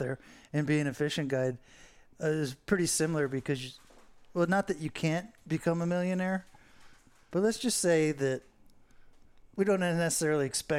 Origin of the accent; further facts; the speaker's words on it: Fort Lauderdale, Florida, United States; growing up in Fort Lauderdale Beach, you are a minority.